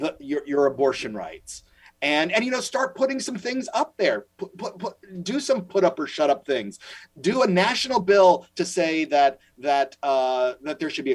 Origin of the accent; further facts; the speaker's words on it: Louisiana, United States; my home state's Louisiana